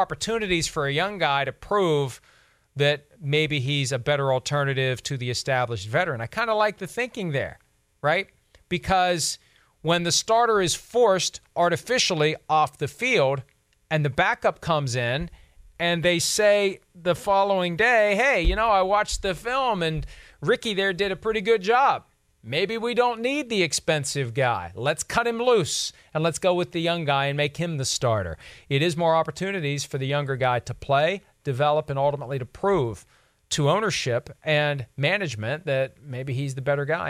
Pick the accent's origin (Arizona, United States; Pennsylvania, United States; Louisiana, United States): Pennsylvania, United States; Steelers territory; growing up in Steelers territory